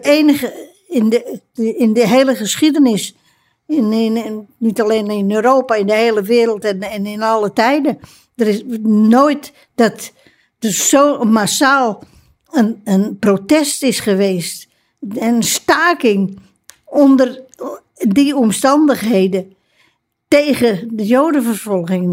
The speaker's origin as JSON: {"language": "Dutch", "town": "Amsterdam", "region": "North Holland", "country": "Netherlands", "said": "ik ben als, pers als persoon, als Amsterdammer"}